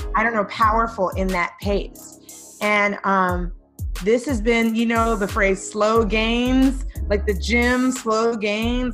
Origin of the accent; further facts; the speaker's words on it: New York City, New York, United States; I grew up in East New York, Brooklyn, and I've lived in New York whole life. I have never left.